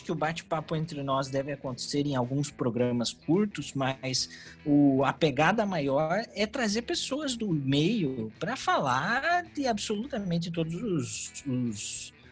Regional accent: Curitiba, Paraná, Brazil; sou de Curitiba, tenho 34 anos, gosto de videogames desde minha adolescência.

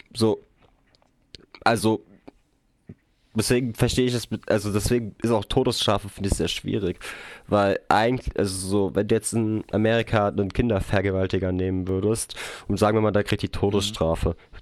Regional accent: Hesse, Germany; bei uns in Hessen

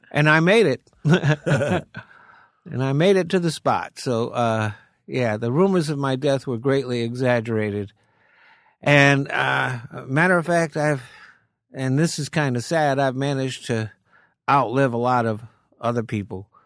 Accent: Rhode Island, United States; moved away as an adult; also born or lived in Maine; now in California, United States; Grew up in Rhode Island and came out to Cali in seventy-seven

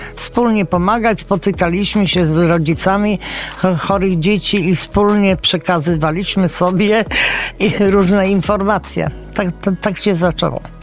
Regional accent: Września, Greater Poland, Poland; ja nie jestem z Poznania, mieszkam we Wrześni, tam się urodziłam

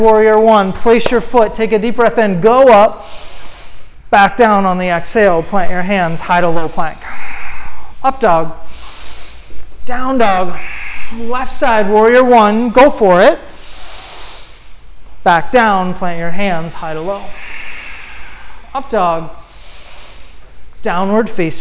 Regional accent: East Coast, United States; moved away; I'm from the East Coast

